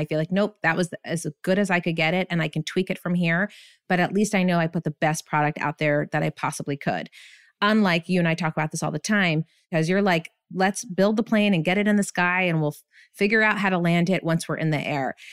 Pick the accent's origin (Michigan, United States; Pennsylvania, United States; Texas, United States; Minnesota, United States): Pennsylvania, United States; Bethlehem; moved away as an adult; also born or lived in Burlington, Vermont; I ended up getting my first job in my hometown. I'm from Bethlehem, Pennsylvania